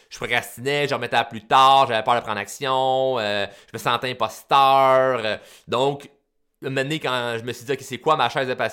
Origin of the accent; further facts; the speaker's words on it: Repentigny, Quebec, Canada; Euh, je suis né à Repentigny. Euh, je me suis fait baptiser à Repentigny. Je me suis. J'ai étudié à Repentigny.